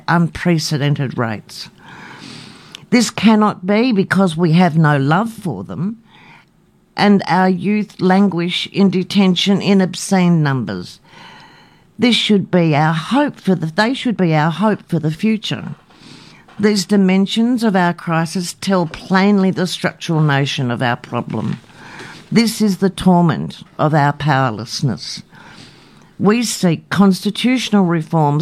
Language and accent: English; Australia; I was born in Australia